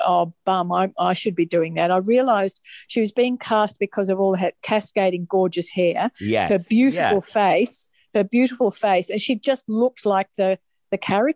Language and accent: English; Melbourne, Victoria, Australia; also born or lived in Sydney; I grew up in Melbourne, which is where we live now